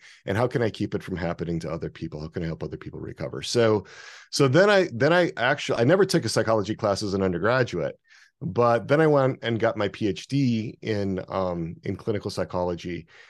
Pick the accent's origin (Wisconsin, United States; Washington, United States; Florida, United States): Wisconsin, United States; So where I grew up in Wisconsin, it was almost all Catholics and Lutherans. Very little sort of religious diversity.